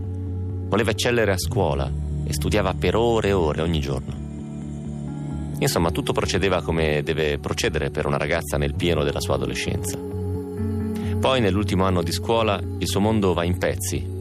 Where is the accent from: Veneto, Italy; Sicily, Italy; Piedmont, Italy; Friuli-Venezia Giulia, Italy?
Piedmont, Italy; Romentino; il mio paese romentino ne ha 4.000